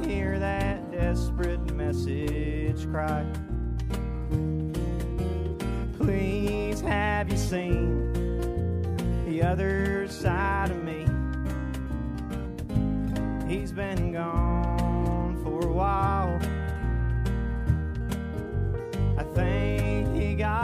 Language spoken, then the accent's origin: English; Charleston, West Virginia, United States; I grew up down in Kanawha City